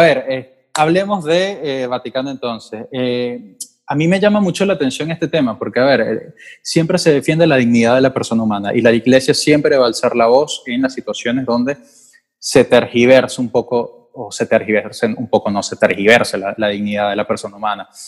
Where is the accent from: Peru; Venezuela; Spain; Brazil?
Venezuela; moved away; soy periodista venezolano